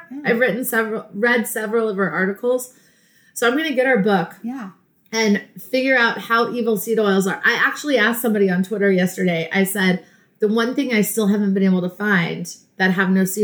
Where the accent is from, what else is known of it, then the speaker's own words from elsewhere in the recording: Dallas, Texas, United States; moved away; also born or lived in Midwest / Georgia; I grew up in Dallas, Texas, but then also in the Midwest